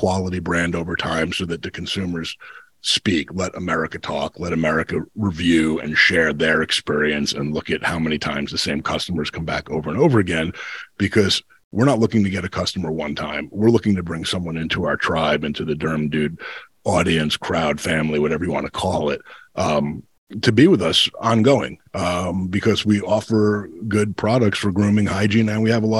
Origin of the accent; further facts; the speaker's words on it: New Jersey, United States; my life as a kid growing up in New Jersey